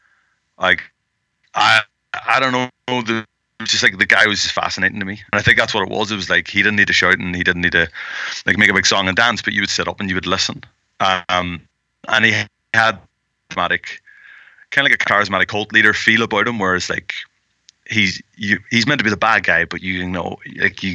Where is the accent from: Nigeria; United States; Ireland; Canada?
Ireland; I'm from Ireland